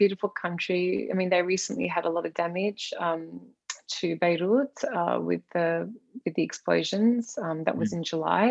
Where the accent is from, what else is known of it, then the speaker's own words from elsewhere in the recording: Australia; I am Australian. I was born here.